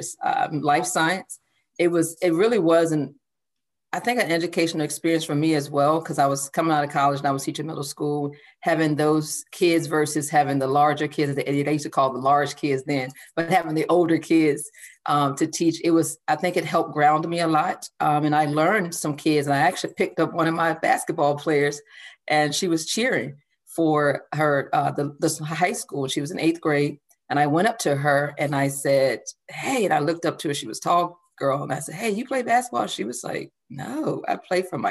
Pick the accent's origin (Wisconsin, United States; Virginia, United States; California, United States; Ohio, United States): Virginia, United States; also born or lived in Seaford, Delaware; we moved to Virginia, attended high school